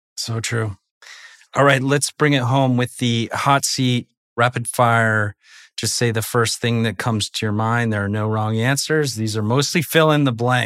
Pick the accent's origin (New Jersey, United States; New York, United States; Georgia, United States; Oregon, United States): Oregon, United States; Portland; I grew up in Portland, Oregon